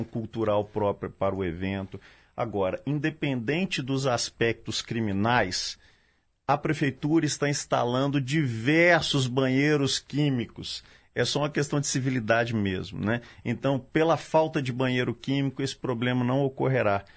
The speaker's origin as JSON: {"language": "Portuguese", "region": "Minas Gerais", "country": "Brazil", "said": "eu falo como mineiro, não só como policial militar"}